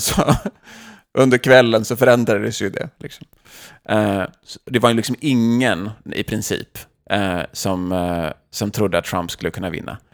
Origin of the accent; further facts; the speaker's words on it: Sweden; now in United States; som svenskar